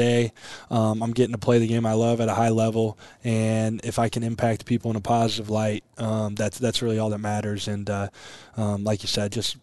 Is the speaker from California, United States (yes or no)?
no; Aurora, Nebraska, United States; growing up in Aurora, Nebraska